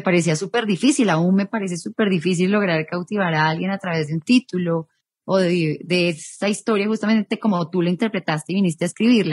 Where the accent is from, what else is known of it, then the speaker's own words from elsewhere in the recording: Ibagué, Tolima, Colombia; moved away as an adult; now in Bogotá, Colombia; soy nacida en Bogotá, pero criada en la capital musical de Colombia